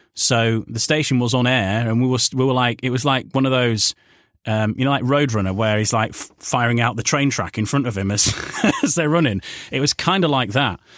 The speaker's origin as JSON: {"language": "English", "region": "Yorkshire and the Humber", "country": "United Kingdom", "also_born_or_lived": "Wales", "moved": "as an adult", "said": "coming from Yorkshire and, you know, not being Welsh"}